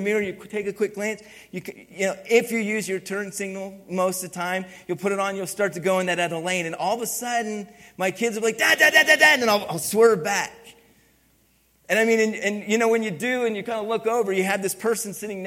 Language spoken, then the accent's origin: English; East Coast, United States; moved away; also born or lived in Philadelphia; I grew up in the East Coast and used to drive in inner city Philadelphia